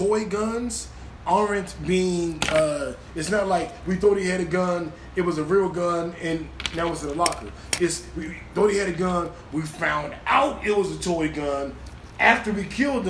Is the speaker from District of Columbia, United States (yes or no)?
yes; Washington, District of Columbia, United States; Bmore is very close to D.C., where we're from, D.C., DMV.